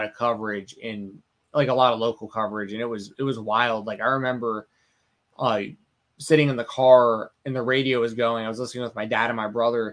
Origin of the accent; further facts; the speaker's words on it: Marietta, Georgia, United States; also born or lived in Atlanta; I grew up in Marietta, Georgia, like that exact city